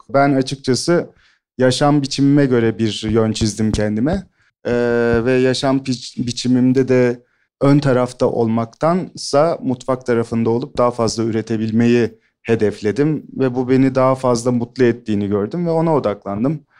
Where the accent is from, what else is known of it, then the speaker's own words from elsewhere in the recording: İskenderun, Hatay, Turkey; 1976'da İskenderun'da doğdum. İskenderun ve Antakyalıyım yani.